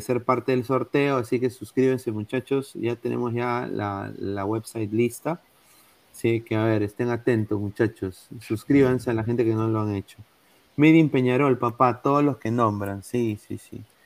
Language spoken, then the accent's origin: Spanish; Peru; now in United States; yo soy peruano, este es mi DNI